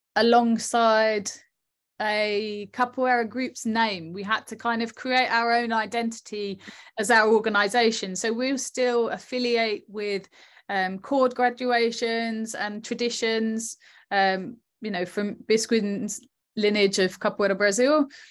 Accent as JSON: {"language": "English", "town": "Southend-on-Sea", "region": "East of England", "country": "United Kingdom", "tie": "born or raised there", "said": "we chose South End because it was my hometown"}